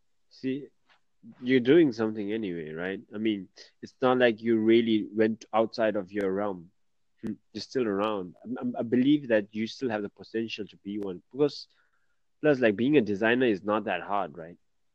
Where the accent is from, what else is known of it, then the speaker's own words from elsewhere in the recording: Bangkok, Thailand; I'm from Bangkok.